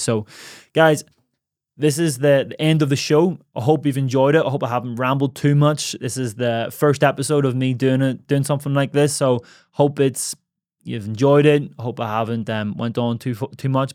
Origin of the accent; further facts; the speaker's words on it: Ireland; moved away; my hometown in Ireland